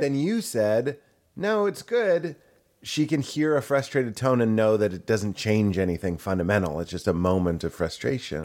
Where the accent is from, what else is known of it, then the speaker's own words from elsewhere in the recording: Lexington, Massachusetts, United States; I'm from Lexington, Massachusetts